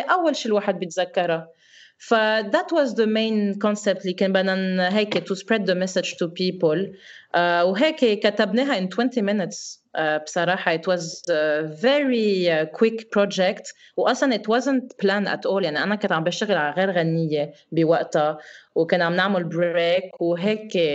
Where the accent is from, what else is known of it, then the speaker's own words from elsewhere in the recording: Lebanon; moved away as an adult; now in Dubai, United Arab Emirates; انا خلقني بفرنسا وكبرت بفرنسا و... واول وحده بدي ارجع على بلدي